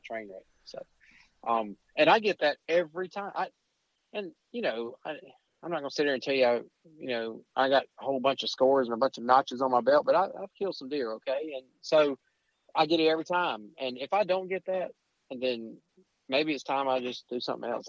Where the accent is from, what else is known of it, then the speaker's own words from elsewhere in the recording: Alabama, United States; I'm from Alabama